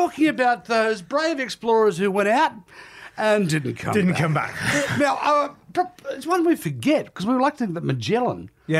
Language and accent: English; Australia; being Australian